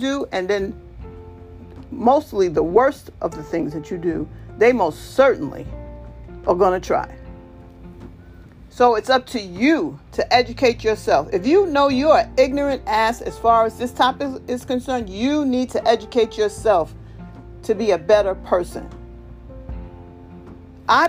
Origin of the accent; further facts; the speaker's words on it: New York, United States; I grew up in New York